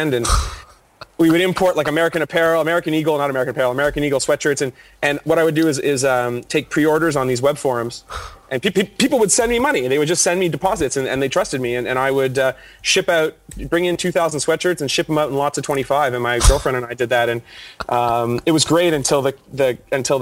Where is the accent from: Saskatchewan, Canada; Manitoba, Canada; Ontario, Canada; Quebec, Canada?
Ontario, Canada; Toronto; I am born and bred Toronto